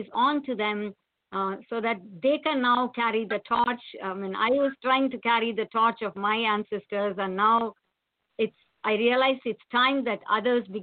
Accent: India; moved away as an adult; now in United States; I worked for some years in my home country, which is India, but rightly called Bharatam. And then I got a software job, came to United States

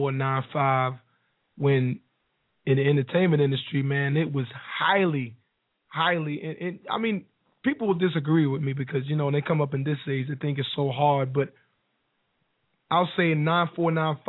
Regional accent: North Carolina, United States; also born or lived in New Jersey; I'm from North Carolina. Used to live in New Jersey.

